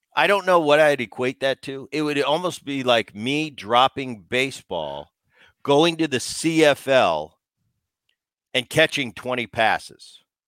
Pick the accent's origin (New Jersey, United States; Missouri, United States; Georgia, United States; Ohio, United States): New Jersey, United States; I grew up in New Jersey